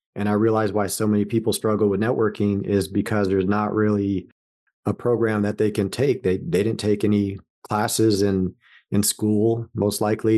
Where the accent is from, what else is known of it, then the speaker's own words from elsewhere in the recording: Los Angeles, California, United States; moved away as an adult; also born or lived in Las Vegas; now in Columbus, United States; Born and raised in Southern California, Los Angeles area